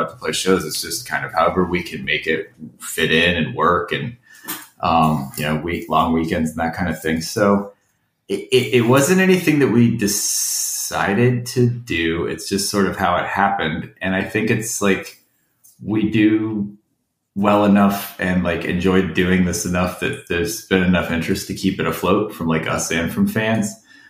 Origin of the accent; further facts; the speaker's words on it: Florida, United States; also born or lived in Ohio; I was born in Ohio, but I've lived here since I was six. So it's like there's a little, I'm sure there's a little bit of formative weirdo in me from Ohio, but the rest of the weirdos from Florida.